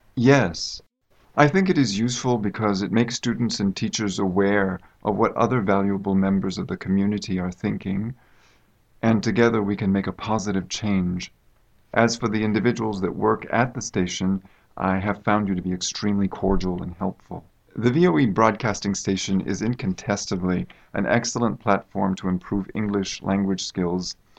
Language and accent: English; United States; now in China; I come from the United States